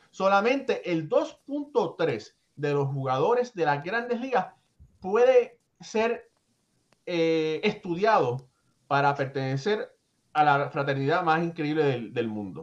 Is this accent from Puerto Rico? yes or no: yes; Puerto Rico; yo soy eh, boricua de padres cubanos